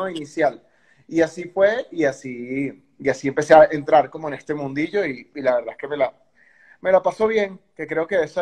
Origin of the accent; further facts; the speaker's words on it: Venezuela; venezolano, 33 años y pico.